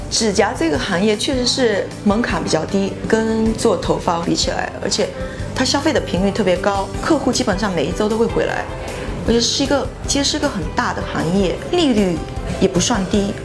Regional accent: Fujian, China; also born or lived in Syracuse, United States; now in New York, United States; 特别是我们福建那边的人，就是很多时候我们不会讲英文，那我爸就他觉得是有苦说不出的那种感觉

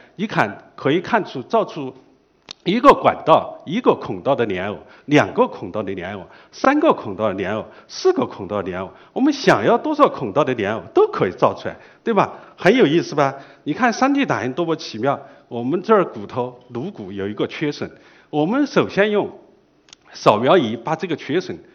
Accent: China; 这个很难，并不代表我们中国人不做。

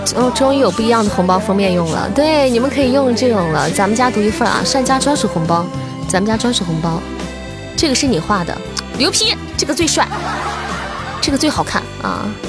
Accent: Xi'an, Shaanxi, China; 作为一个西安人，我就只会做油泼面

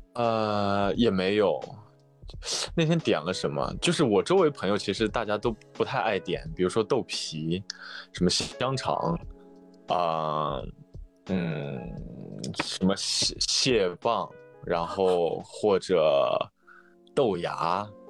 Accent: Northwest China, China; moved away as an adult; now in Hangzhou, China; 我身在西北，来杭州读书已经大概今年是第七年了吧

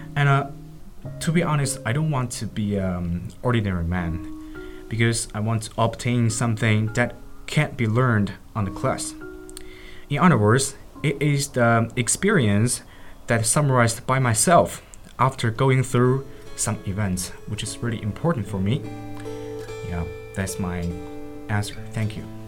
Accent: Anshan, Liaoning, China; English is a second language; I was born in Anshan

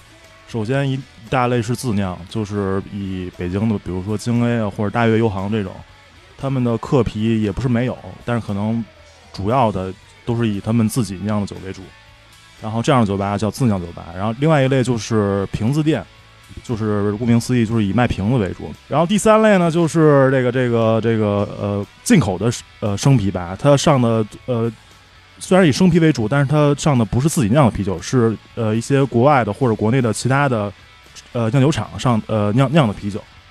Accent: Henan, China; 然后全世界人民都以为河南是诈骗。补充一句，我是河南人，所以不怕地域黑啊。

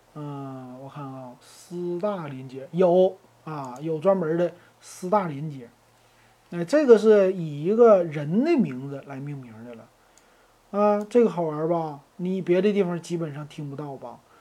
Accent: Northeast China, China; 咱们东北人

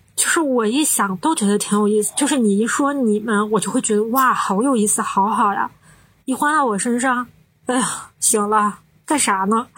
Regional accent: Northeast China, China; 我们是香港来自东北的Ladies

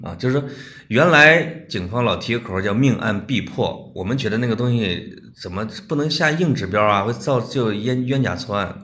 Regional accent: China; also born or lived in Scotland; 我们中国人的大方

